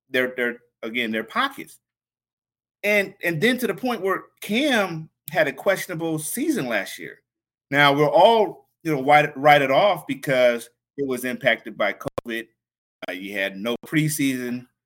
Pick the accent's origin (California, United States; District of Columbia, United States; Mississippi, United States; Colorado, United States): District of Columbia, United States; Washington; So for me to see, wow, my hometown team, which is here in DC, is taking care of my hometown team out there in Cali.